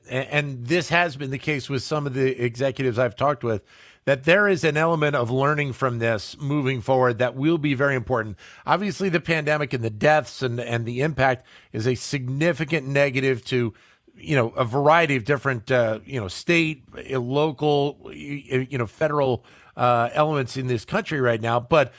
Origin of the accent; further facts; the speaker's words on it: Philadelphia, Pennsylvania, United States; since we're here in Philadelphia and I grew up in Philly.